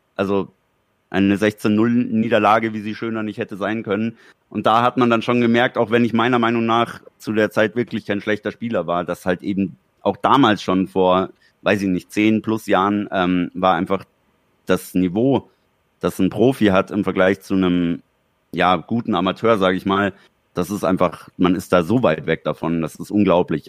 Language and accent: German; Germany; bis es bei uns in Deutschland war